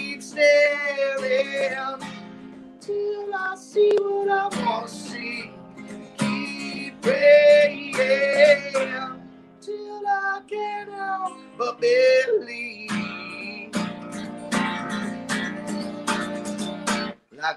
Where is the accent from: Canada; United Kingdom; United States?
United States; Doylestown, Pennsylvania; also born or lived in Perkasie, Pennsylvania; I'm from Doylestown originally